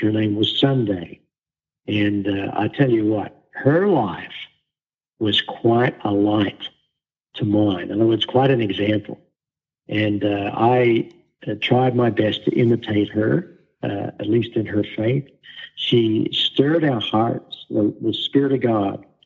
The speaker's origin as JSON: {"language": "English", "country": "Australia", "tie": "born or raised there", "moved": "yes", "lives_now": "Wichita, United States", "said": "I was born and raised in Australia"}